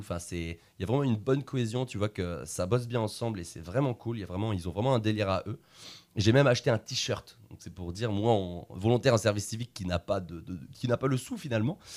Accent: Le Mans, Pays de la Loire, France; je viens du Mans

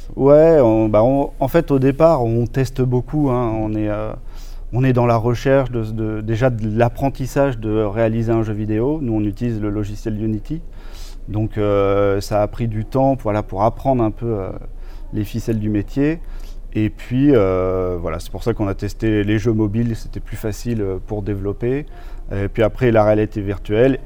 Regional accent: Tours, Centre-Val de Loire, France; je suis de Tours, j'ai fait l'école Brassard à Tours

